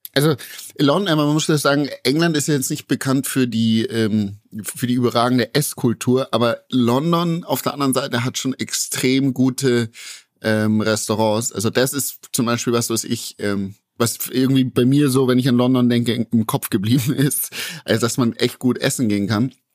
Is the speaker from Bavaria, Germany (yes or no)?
yes; Bavaria, Germany; bei uns in Bayern